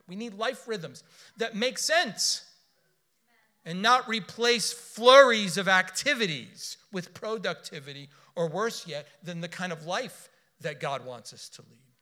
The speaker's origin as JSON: {"language": "English", "town": "Miami", "region": "Florida", "country": "United States", "tie": "born or raised there", "said": "I was born in Miami. I was raised in South Florida."}